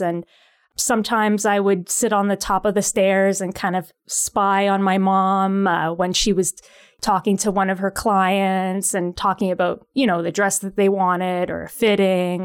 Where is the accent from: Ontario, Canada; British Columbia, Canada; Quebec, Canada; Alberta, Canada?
Ontario, Canada; Pickering; now in Ottawa, Canada; Ottawa is my adopted city. I, uh, I'm from Pickering originally, so the Toronto area.